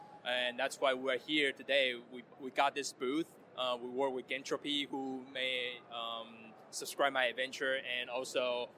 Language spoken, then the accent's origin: English; Taiwan; I'm from Taiwan.